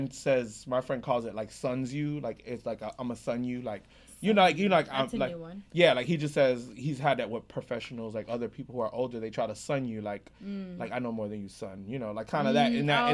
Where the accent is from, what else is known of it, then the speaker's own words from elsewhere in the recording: United States; I grew up in America